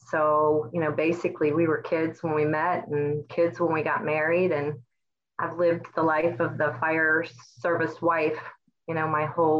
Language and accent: English; Northern Kentucky, United States; I was born and raised in Kentucky, Northern Kentucky. So we sit right there on the Ohio River bordering Cincinnati. I grew up in a family with six children